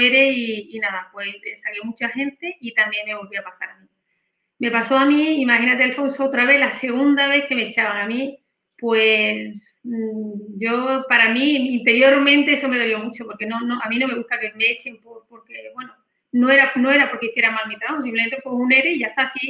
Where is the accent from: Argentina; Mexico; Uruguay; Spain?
Spain; Granada, Andalusia; now in Seville, Spain; yo nací en Granada